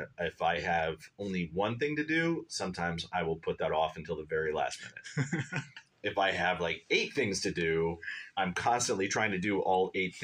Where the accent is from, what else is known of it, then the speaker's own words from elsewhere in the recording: Columbus, Ohio, United States; also born or lived in Phoenix, Arizona / Miami, Florida / Cleveland, Ohio / Solon, Ohio; Been in Columbus almost all my life. Moved down here when I was like four, and I've been here ever since then.